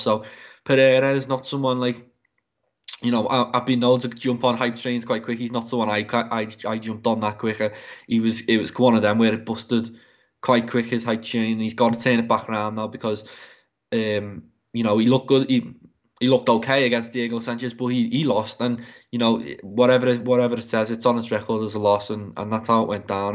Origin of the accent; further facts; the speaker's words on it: England, United Kingdom; as an Englishman